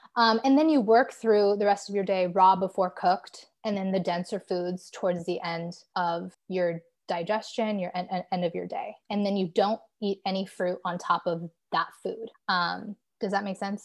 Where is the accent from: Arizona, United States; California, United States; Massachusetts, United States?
California, United States; Southern; moved away as an adult; now in New York City, United States; I was born and raised in Southern California